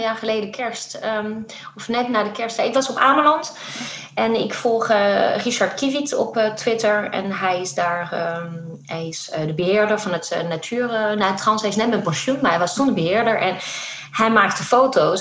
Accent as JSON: {"language": "Dutch", "country": "France", "moved": "yes", "said": "ik kwam uit Frankrijk"}